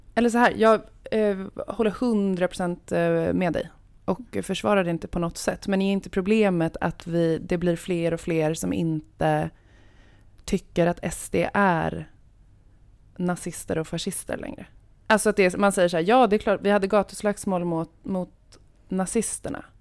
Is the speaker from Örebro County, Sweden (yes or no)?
yes; Örebro, Örebro County, Sweden; jag kommer från Örebro